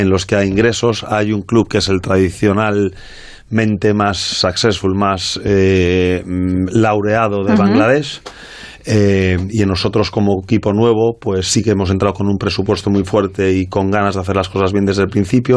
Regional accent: Vigo, Galicia, Spain; soy de Vigo

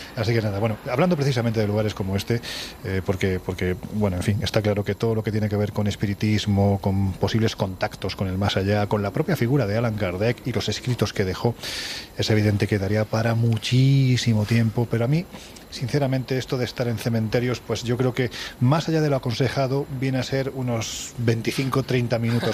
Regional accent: Andalusia, Spain; Y yo soy andaluz. Y como buen andaluz

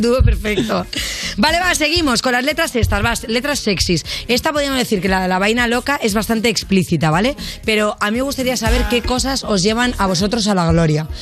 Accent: Catalonia, Spain; yo siendo catalana

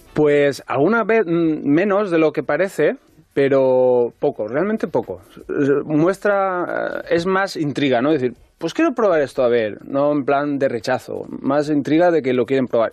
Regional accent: Albaida, Valencian Community, Spain; moved away as an adult; also born or lived in Ontinyent / Dénia; now in Madrid, Spain; soy de un pueblo que se llama Albaida

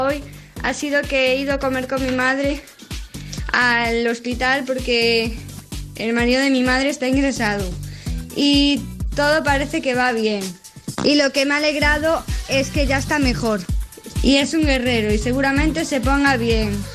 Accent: A Coruña, Galicia, Spain; vengo de Coruña

